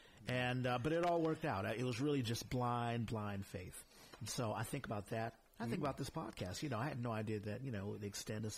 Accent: San Antonio, Texas, United States; now in San Francisco, United States; all three of us came from Texas. I was born in San Antonio, Texas.

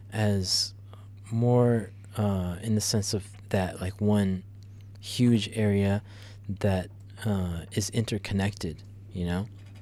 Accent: Chicago, Illinois, United States; If you go to some other country or some other state or whatever, and people ask us, where are you from? We don't say Illinois. We just say Chicago.

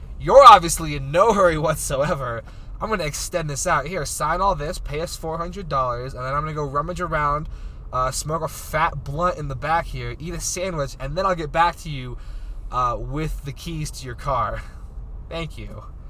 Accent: Arizona, United States; If I ever get pulled over up here, my excuse is going to be, oh, I'm sorry, I'm from Arizona.

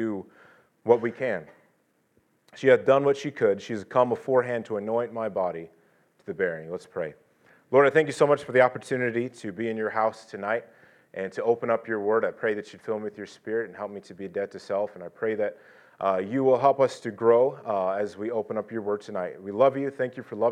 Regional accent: California, United States; I am just from California. I've spent most of my life in California

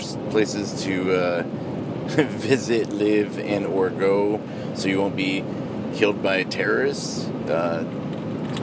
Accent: United States; We're American

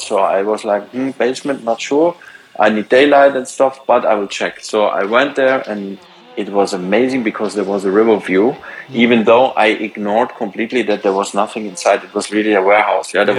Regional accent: around Stuttgart, Baden-Württemberg, Germany; moved away; also born or lived in Munich; I was raised in a around Stuttgart in a very small town

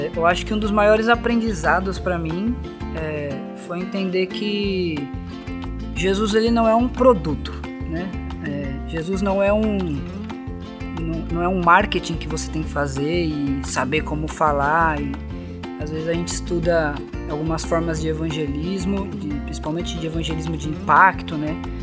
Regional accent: São Paulo, Brazil; moved away as an adult; now in Campina Grande, Brazil; eu, como paulista

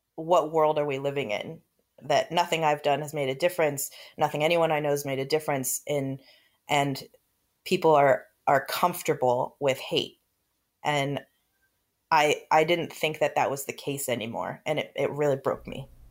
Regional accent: Los Angeles, California, United States; I grew up in Los Angeles

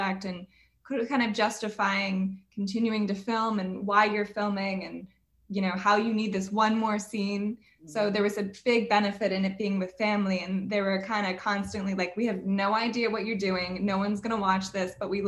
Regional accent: New Jersey, United States; I'm from New Jersey

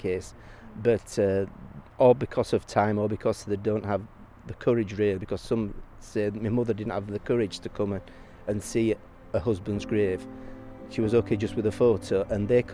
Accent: Leeds, Yorkshire and the Humber, United Kingdom; now in Cassino, Italy; I was born in Leeds, UK

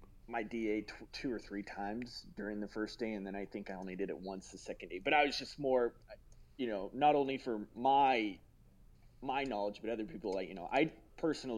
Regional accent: Colorado, United States; I'm from Colorado

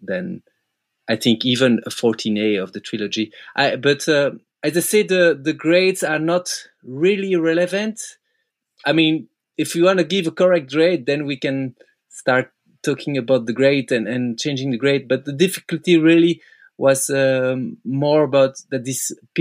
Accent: Belgium; English is a second language; me and Seb, we grew up climbing in Freyr. It's the Belgium crag

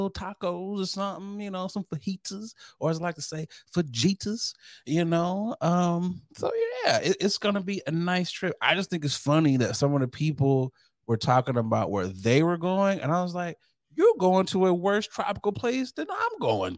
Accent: Michigan, United States; moved away; also born or lived in Chicago / Detroit; I'm from Michigan. I've lived in Chicago

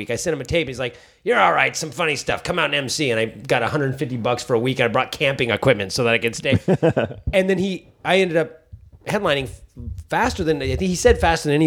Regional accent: San Francisco, California, United States; I only did a small handful of sets growing up in San Francisco.

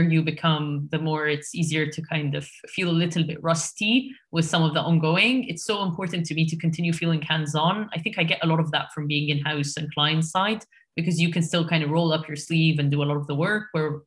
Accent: Egypt; moved away as an adult; now in United Kingdom; I'm currently based in the UK, but I was born and raised in Egypt

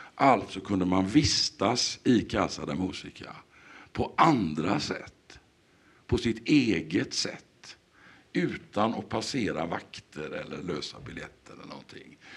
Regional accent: Sweden; vi som svenskar

